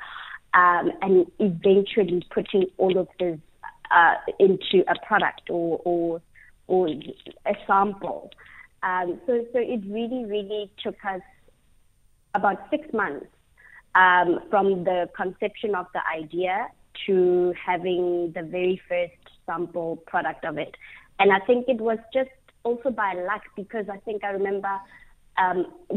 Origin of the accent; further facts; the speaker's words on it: Lesotho; growing up in Lesotho and seeing and being surrounded by culture